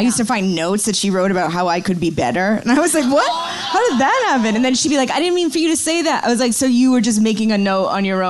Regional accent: Ogunquit, Maine, United States; Maine. But oh, not Maine. Agunquit, like north.

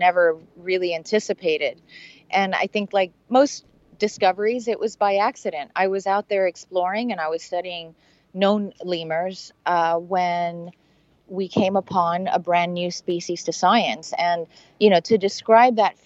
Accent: Miami, Florida, United States; I grew up in Miami and I had never been out of the country

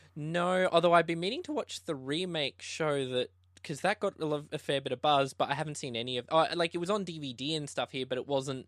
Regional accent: Tasmania, Australia; now in Brisbane, Australia; I'm a filmmaker from Brisbane, uh, Australia. I actually wasn't originally from here. I was from Tasmania

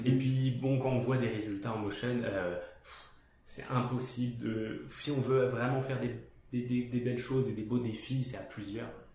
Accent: France; moved away; je viens de France donc c'est euh, plus une culture salariale à la base

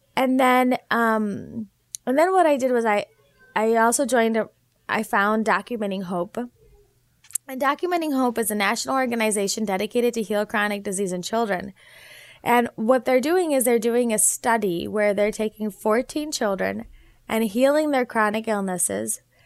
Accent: Naperville, Illinois, United States; also born or lived in South Bend, Indiana; I was born and raised in Naperville, Illinois

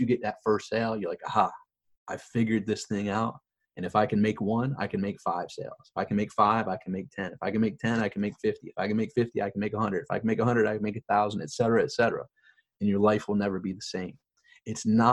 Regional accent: Rochester, New York, United States; now in Florida, United States; I'm from Rochester, New York, and I live in Florida

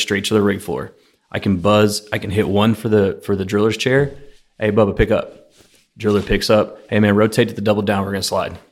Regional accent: Houston, Texas, United States; I grew up off of Fairbanks by the horse track

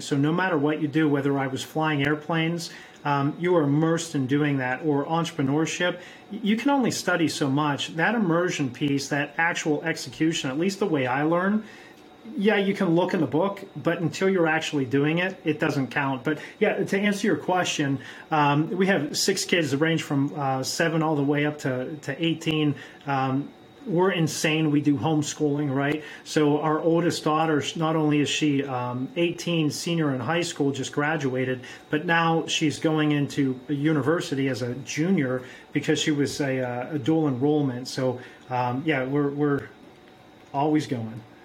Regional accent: Pittsburgh, Pennsylvania, United States; also born or lived in South America; I'm from Pittsburgh, Pennsylvania.

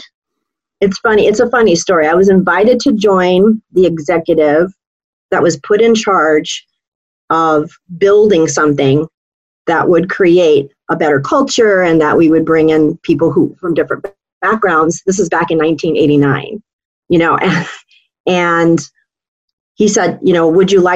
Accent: Hawaii, United States; moved away as an adult; also born or lived in San Francisco, California; I grew up in Hawaii from the age of 2 to 22

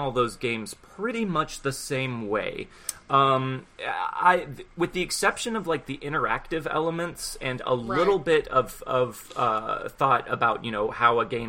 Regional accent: Houston, Texas, United States; I'm from Houston

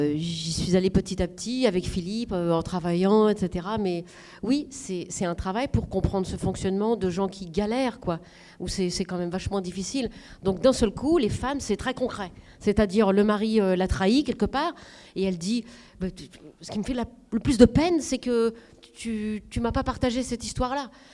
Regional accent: the North, Hauts-de-France, France; moved away; là d'où je viens, je viens du Nord, et c'est pas ça, parce qu'il n'y a pas beaucoup d'argent.

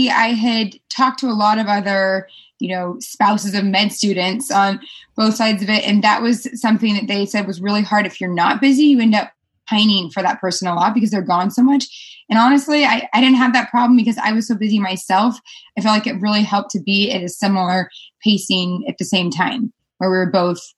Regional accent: California, United States; Yes, we're both originally from California.

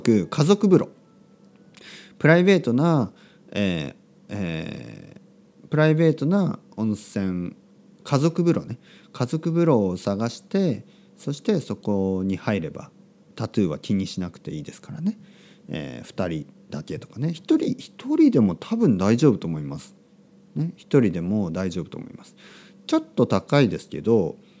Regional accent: Kyushu, Oita, Japan; born or raised there; moved away; also born or lived in Spain

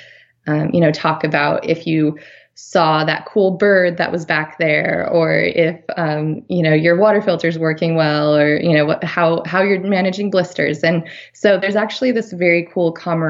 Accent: Farmington, New Mexico, United States; moved away; also born or lived in Durango, Colorado / Washington, D.C.; I grew up in Farmington, New Mexico, and that was, it's about 40 miles south of the end of the Colorado Trail

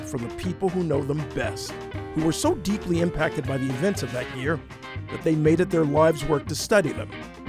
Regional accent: Detroit, Michigan, United States; I was a preteen back then, growing up in inner city Detroit, and my hometown was hurting.

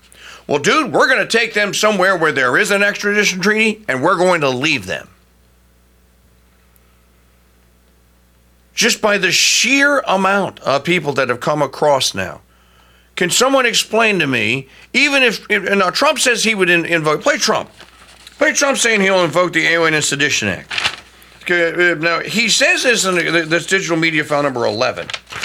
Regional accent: Louisiana, United States; The state of Louisiana, which I live, my home state

